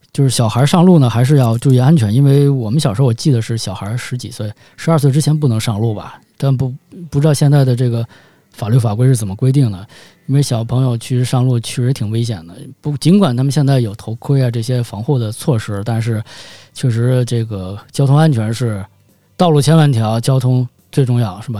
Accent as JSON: {"language": "Chinese", "region": "Beijing", "country": "China", "tie": "born or raised there", "said": "每天带着我上下学，在这个北京街头骑行"}